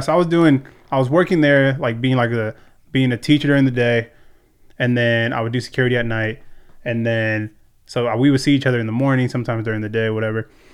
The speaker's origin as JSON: {"language": "English", "town": "Ventura", "region": "California", "country": "United States", "tie": "born or raised there", "said": "born and raised here in Ventura"}